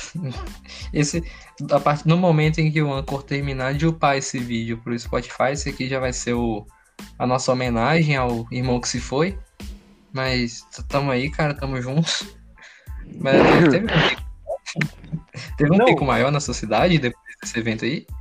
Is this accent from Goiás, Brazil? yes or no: yes; Goiás, Brazil; eu sou goiano aqui